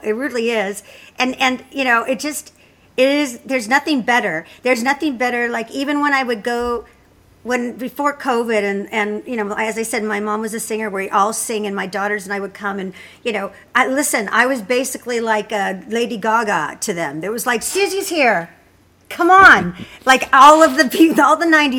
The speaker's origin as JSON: {"language": "English", "town": "Los Angeles", "region": "California", "country": "United States", "tie": "born or raised there", "said": "I grew up in Los Angeles"}